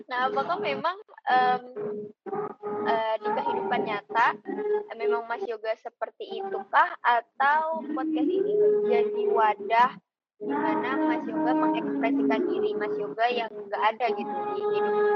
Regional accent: Padang, West Sumatra, Indonesia; Uh, Mas Yogan kan tadi kita tahu uh, kami dari Padang, gitu kan.

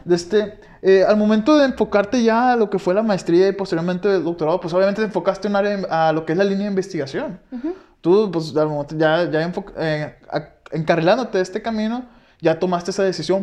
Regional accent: Guasave, Sinaloa, Mexico; yo de donde soy de Guasave

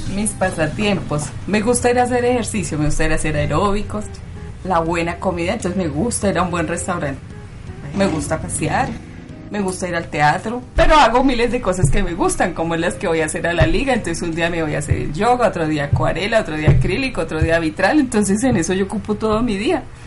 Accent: Bogotá, Colombia; Yo nací aquí en Bogotá.

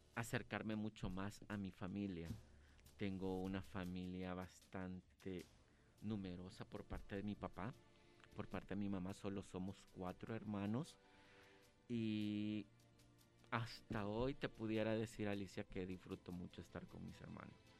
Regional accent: San Salvador, El Salvador; yo siempre me he considerado un producto 100% salvadoreño. Nací acá en San Salvador

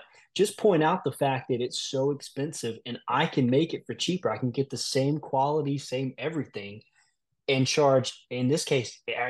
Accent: South Georgia, United States; I'm actually from Middle Georgia. I was, you know, born and raised kind of more in the South Georgia area

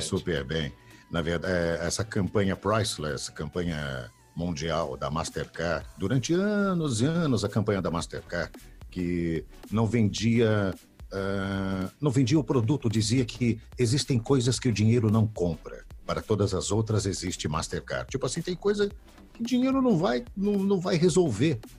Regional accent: São Paulo, Brazil; also born or lived in Belo Horizonte, Minas Gerais; Eu sou de BH, nasci em Belo Horizonte, vim para São Paulo com dois anos, três anos de idade, já estou paulista

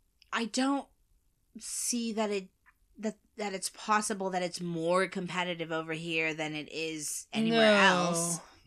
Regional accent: United States; Being American, I think that's weird. And on the billboards, too.

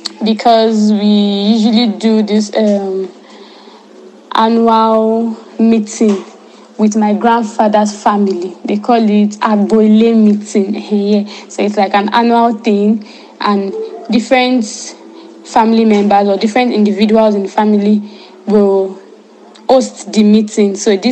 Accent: Nigeria; English is a second language; funny how I've been going to my hometown, but guess what? I do not know how to speak our language. Like, of course, we have the Lagos Yoruba and the really deep Yoruba, and I don't know how to speak it.

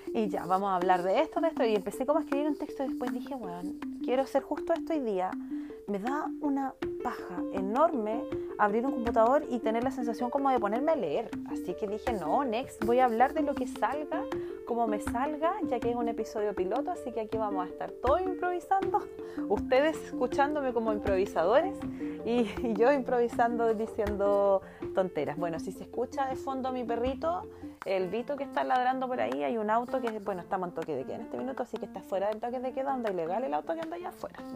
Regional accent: Puerto Varas, Los Lagos, Chile; soy de Puerto Varas, tengo 32 años recién cumplidos

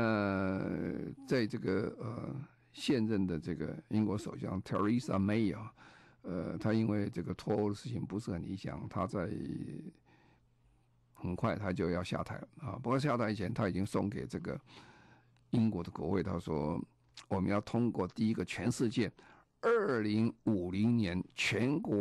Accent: Taiwan; moved away as an adult; now in London, United Kingdom; 我记得在一九九三年，我刚从啊台湾搬到啊伦敦工作的时候，那个时候台湾刚好还是很污染很严重了。

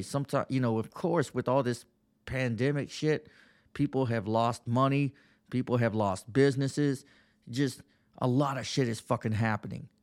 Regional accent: Texas, United States; moved away as an adult; now in Pennsylvania, United States

